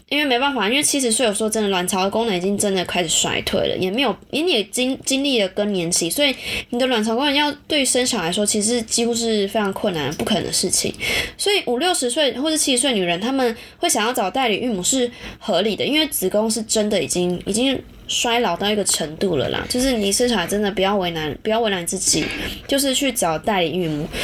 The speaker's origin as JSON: {"language": "Chinese", "region": "Taichung", "country": "Taiwan", "tie": "born or raised there", "moved": "as an adult", "said": "我从小到大是在，就是基本上就一中长大的一中人啦， 虽然我不是读一中， 就是普通， 普通的市区高中"}